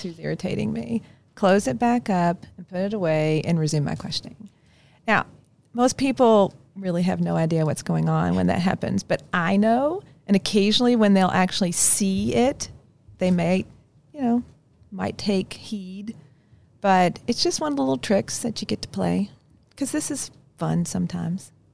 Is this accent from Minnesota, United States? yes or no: no; Kentucky, United States; accent: hard I's; moved away; I grew up in Kentucky. That's why sometimes you'll hear the hard I's in my, in my speech